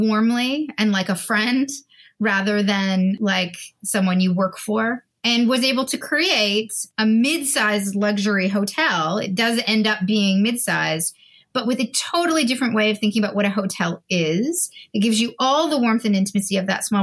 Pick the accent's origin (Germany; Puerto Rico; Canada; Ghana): Canada; I'm a Canadian